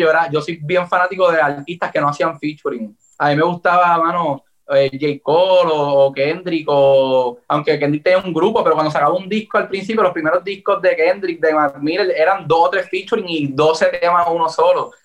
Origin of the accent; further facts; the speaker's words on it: Puerto Rico; Yo soy de Puerto Rico, así que tengo la influencia eh, americana